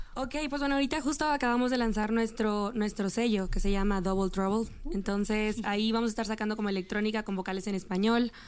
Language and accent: Spanish; Monterrey, Nuevo León, Mexico; now in Mexico City, Mexico; Somos de Monterrey